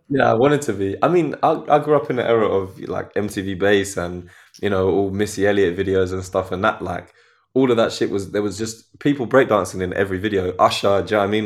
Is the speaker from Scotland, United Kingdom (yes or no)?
no; Croydon, London, United Kingdom; growing up in Croydon, you see everything